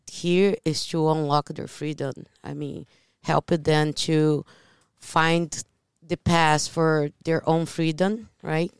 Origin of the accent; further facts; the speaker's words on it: Brazil; moved away; I'm from Brazil